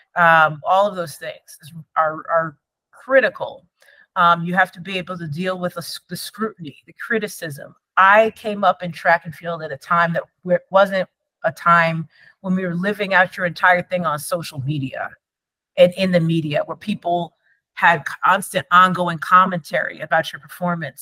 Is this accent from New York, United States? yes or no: yes; Endicott, New York, United States; from being a kid growing up in Endicott, New York.